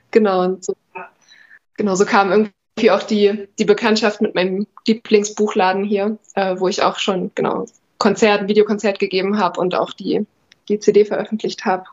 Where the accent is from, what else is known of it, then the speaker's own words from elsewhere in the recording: near Chemnitz, Saxony, Germany; moved away as an adult; also born or lived in Jena; now in Erfurt, Germany; ich komme aus der Nähe von Chemnitz, bin da zur Schule gegangen